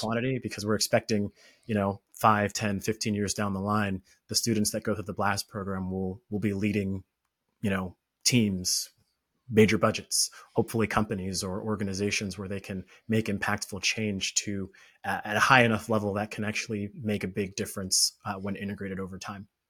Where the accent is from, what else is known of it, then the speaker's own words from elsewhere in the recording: Orlando, Florida, United States; I grew up in Florida, Orlando, Florida